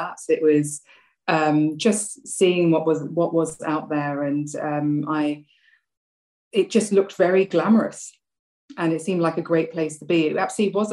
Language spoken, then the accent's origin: English; London, United Kingdom; also born or lived in Sri Lanka; I came over from from Sri Lanka to London when I was 2 years old.